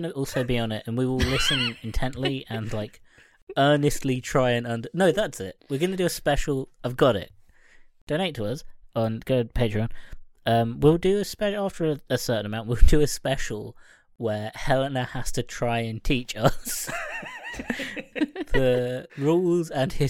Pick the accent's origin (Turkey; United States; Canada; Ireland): Ireland; And not just because I'm Irish.